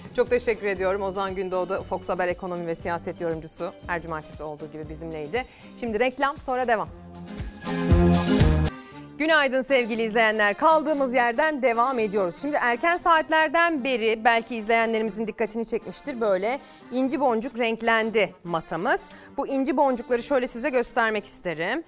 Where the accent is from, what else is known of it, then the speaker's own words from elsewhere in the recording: Çamaş, Ordu, Turkey; moved away; Memleketim Ordu'ya, Çamaş'a